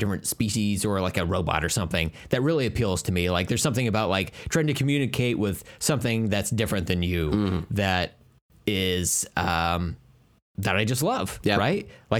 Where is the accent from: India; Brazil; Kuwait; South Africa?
India; I hesitated doing the voice when I'm Indian. Like, that's the one accent I can't get away with.